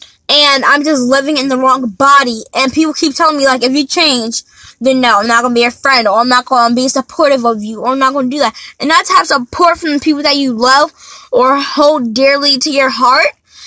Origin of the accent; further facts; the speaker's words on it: United States; I'm American, but I'm an African American